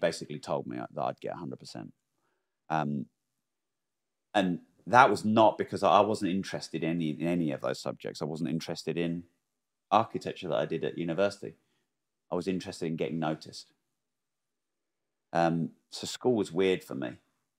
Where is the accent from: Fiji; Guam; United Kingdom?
United Kingdom; Peterborough, East of England; also born or lived in Newmarket / Bury St Edmunds / Cambridge; I actually don't like Peterborough probably is my home, even though I wasn't born there. because I was born in Newmarket but didn't live there very long, and then Bury St Edmunds didn't live there very long